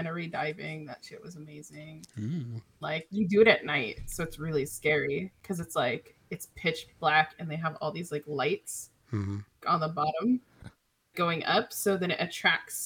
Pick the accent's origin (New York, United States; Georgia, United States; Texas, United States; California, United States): California, United States; now in Hawaii, United States; I'm originally from Cali, so I'm like used to having all these things.